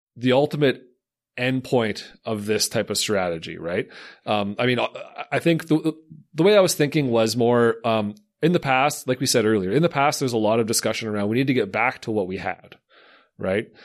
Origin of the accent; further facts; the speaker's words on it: Slave Lake, Alberta, Canada; I'm from Slave Lake